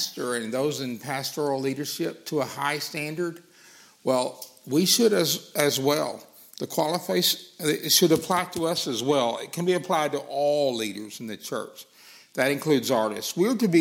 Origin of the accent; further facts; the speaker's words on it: Arkansas, United States; accent: Arkansas; my Arkansas accent